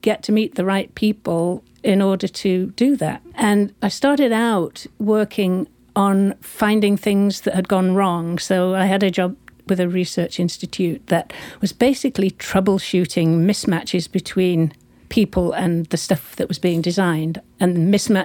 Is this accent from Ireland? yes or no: no; United Kingdom; moved away as an adult; also born or lived in San Francisco; being British, I was on a visa, a short-term visa